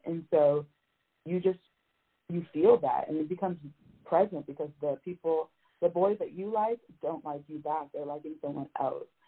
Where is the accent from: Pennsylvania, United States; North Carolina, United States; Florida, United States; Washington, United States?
Florida, United States; Miami; moved away as an adult; now in Tallahassee, United States; I'm originally from Miami, Florida